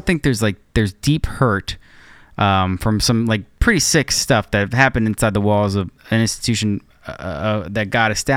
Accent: United States; as an American Christian

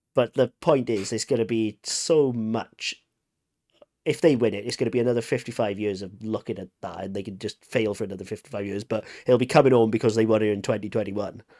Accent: Wales, United Kingdom; I'm Welsh

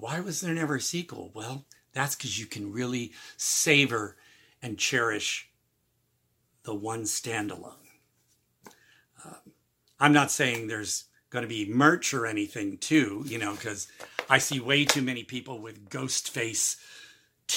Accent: Midwest, United States; moved away; I'm originally from the Midwest

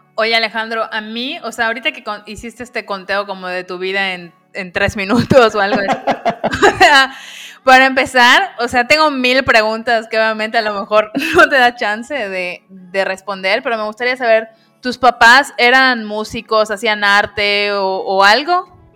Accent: Mexico; los que somos mexicanos

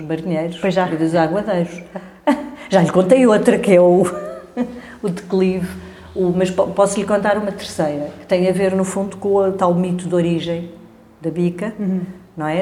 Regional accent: Lisbon, Portugal; aquela área à volta da Avenida da Igreja, as escolas onde eu andei, Avenida de Roma, Avenida do Brasil, foi, foi onde eu vivi a minha infância

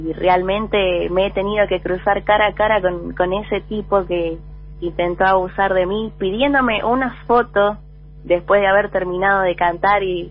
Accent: Buenos Aires, Argentina; yo nací en Capital Federal, en Buenos Aires. Soy del barrio de San Telmo

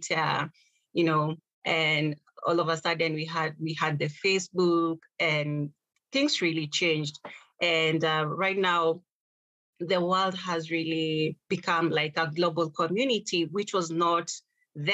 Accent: Kenya; growing up in Kenya

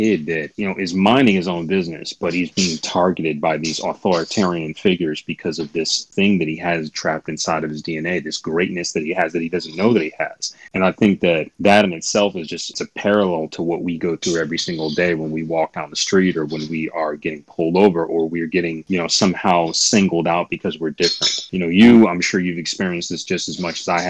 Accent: Grand Rapids, Michigan, United States; moved away as an adult; now in New York, United States; I'm from Michigan. Grand Rapids, Michigan. Yeah. I mean, I moved to the East Coast back in 2001, long, long time ago. But yeah, I spent most of my formative years in Michigan for a long time

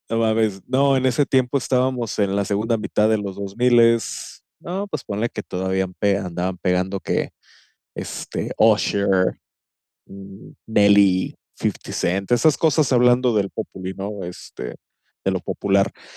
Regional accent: Monterrey, Nuevo León, Mexico; como buen regiomontano

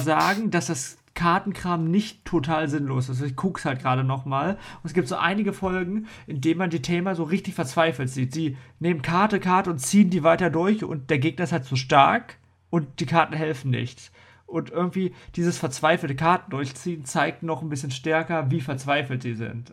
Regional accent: Germany; bei uns in Deutschland

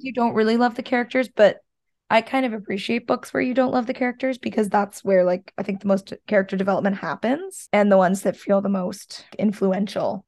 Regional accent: Canada; being a Canadian

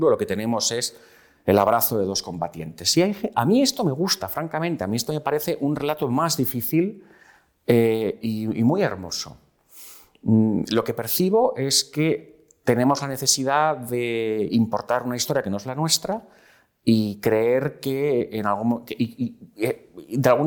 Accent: Spain; Yo soy un español de 1982, con lo cual yo no soy un español de la transición

